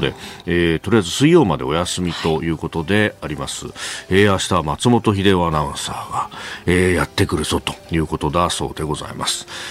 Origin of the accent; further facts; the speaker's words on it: Yokosuka, Kanagawa, Japan; also born or lived in Yokohama; 横須賀で育って大学が横浜でありました